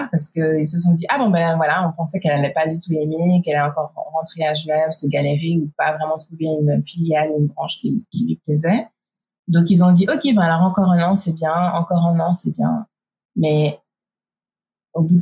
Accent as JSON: {"language": "French", "country": "United States", "said": "parce que je suis américaine"}